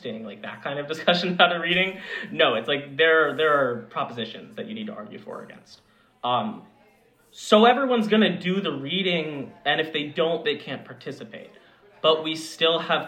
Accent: Long Island, New York, United States; I am from Long Island, New York

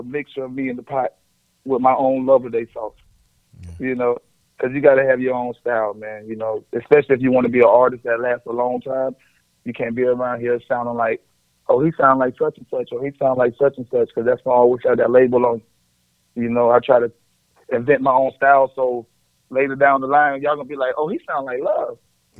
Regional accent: Conway, South Carolina, United States; Oh, I'm from Conway, South Carolina. What? You rapping like that?

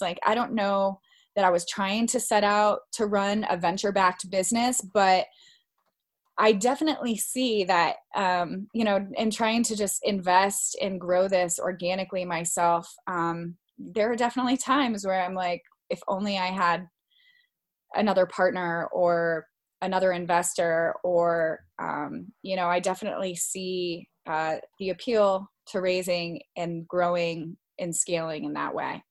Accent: Colorado, United States; moved away as an adult; also born or lived in Washington, D.C.; I'm originally from Colorado, but I spent nearly 10 years living in the Washington, D.C. area

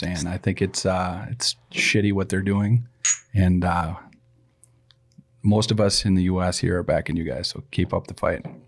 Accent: Saint Paul, Minnesota, United States; born or raised there

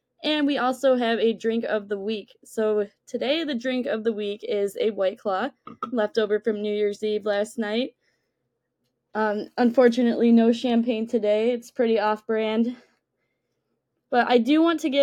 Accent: Detroit, Michigan, United States; I'm 27, born and raised in Metro Detroit

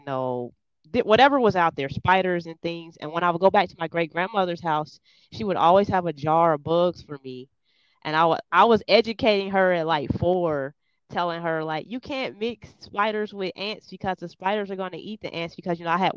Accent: Cincinnati, Ohio, United States; I'm from Cincinnati, Ohio. I was born and raised here in Cincinnati, Ohio.

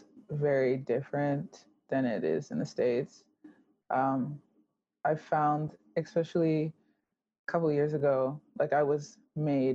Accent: Maple Ridge, British Columbia, Canada; I'm from Maple Ridge. I'm from BC

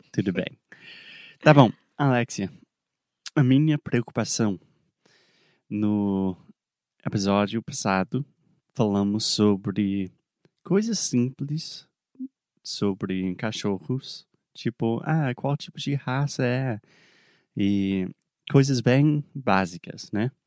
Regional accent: South Carolina, United States; Portuguese is a second language; eu sou americano, eu nasci na Carolina do Sul

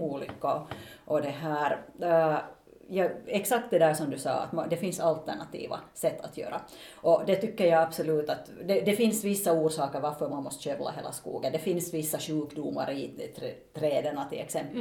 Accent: Finland; som finländsk företagare

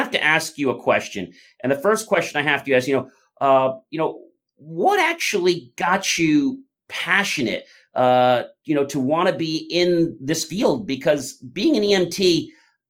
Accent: Franklin Lakes, New Jersey, United States; from my hometown, Franklin Lakes, New Jersey, in Bergen County

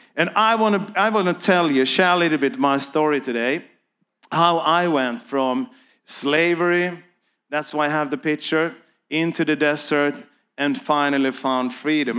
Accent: Sweden; I'm here from Sweden

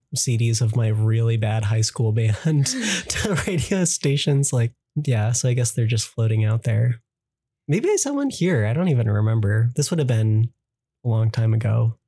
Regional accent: Arizona, United States; I'm from Arizona.

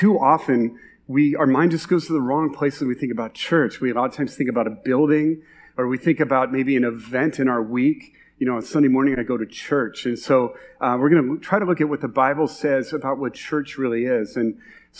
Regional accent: Iowa, United States; you can tell we're from Iowa

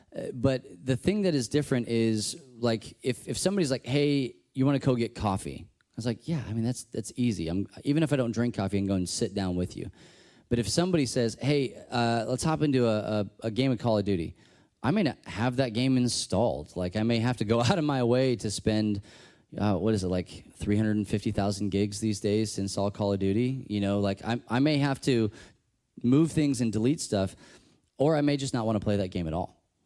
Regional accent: Texas, United States; I'm from Texas

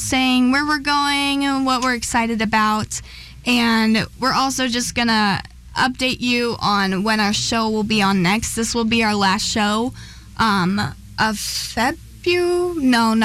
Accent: Seattle, Washington, United States; I'm from Seattle

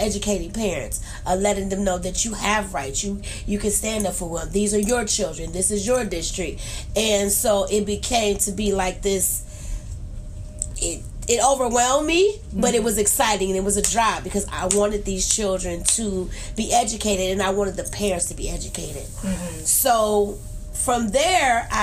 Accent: Youngstown, Ohio, United States; also born or lived in Trumbull County; I grew up in Youngstown all my life

